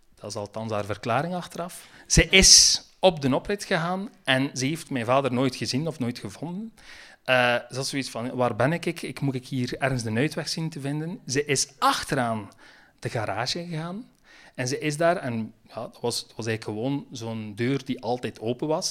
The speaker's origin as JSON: {"language": "Dutch", "area": "Roeselare", "region": "Flanders", "country": "Belgium", "accent": "West Flemish", "moved": "yes", "said": "wij komen van het hart van West-Vlaanderen. Ik kom uit de rood"}